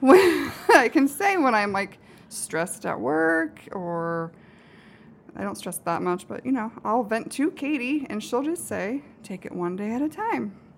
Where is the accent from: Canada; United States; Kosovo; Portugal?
United States; Anita, Iowa; also born or lived in Des Moines, Iowa; I grew up in Anita, Iowa